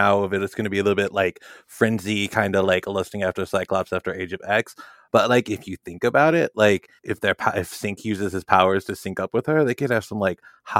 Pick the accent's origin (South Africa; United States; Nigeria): United States; St. Louis, Missouri; I grew up in St. Louis